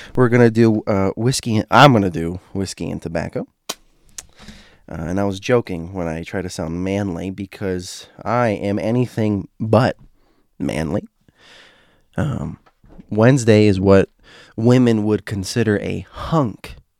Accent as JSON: {"language": "English", "region": "Florida", "country": "United States", "tie": "born or raised there", "said": "I grew up in Florida"}